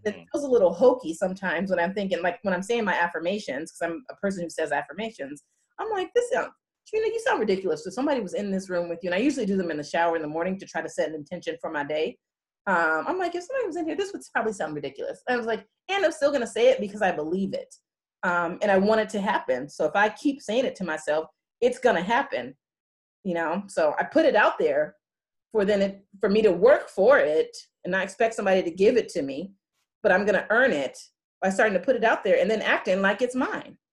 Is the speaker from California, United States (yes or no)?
yes; California, United States; I'm from California.